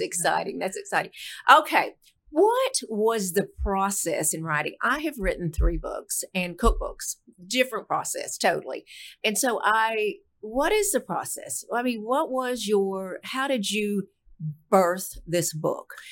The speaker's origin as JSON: {"language": "English", "town": "Fort Worth", "region": "Texas", "country": "United States", "tie": "born or raised there", "said": "my hometown, Fort Worth"}